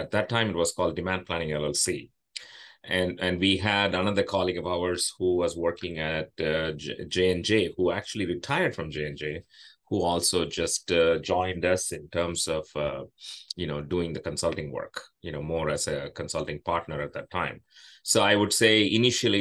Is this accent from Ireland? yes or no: no; India; moved away as an adult; now in United States; I grew up in India